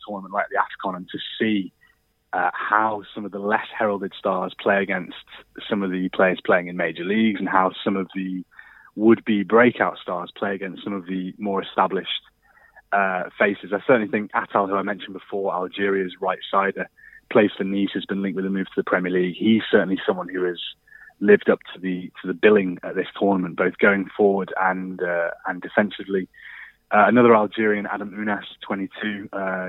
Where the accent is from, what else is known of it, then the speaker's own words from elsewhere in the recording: Birkenhead, North West England, United Kingdom; also born or lived in Liverpool; I'm from Liverpool. I was actually born in Birkenhead